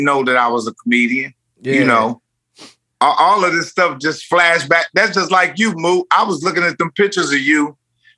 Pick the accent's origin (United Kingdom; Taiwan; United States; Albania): United States; Indiana; moved away as an adult; now in Los Angeles, United States; I'm in Indiana right now